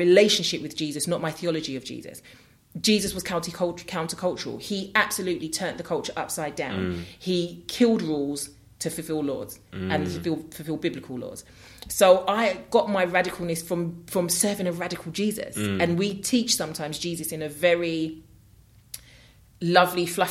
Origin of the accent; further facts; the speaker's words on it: London, United Kingdom; growing up in New Cross